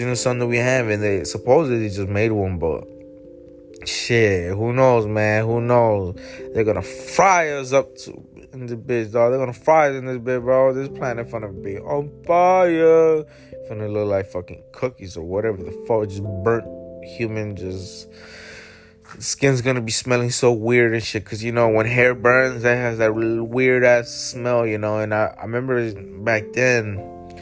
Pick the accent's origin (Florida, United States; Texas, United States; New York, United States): Florida, United States; We're from Florida